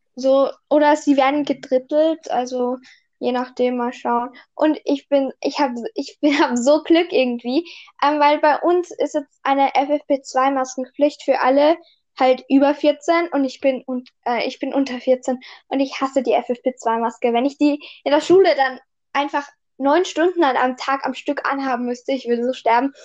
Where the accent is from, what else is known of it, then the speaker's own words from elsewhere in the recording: Austria; bei uns in Österreich, halt, ich war letztes Jahr halt im ersten Gym